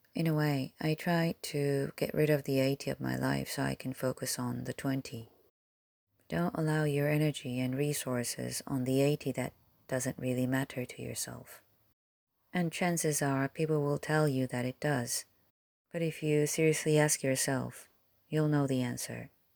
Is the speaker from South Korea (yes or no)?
yes; South Korea; English is a second language; moved away; I was born and raised in Korea